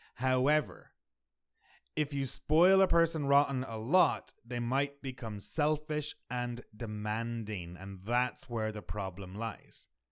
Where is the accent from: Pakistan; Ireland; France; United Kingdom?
Ireland; now in Canada; I'm from Ireland.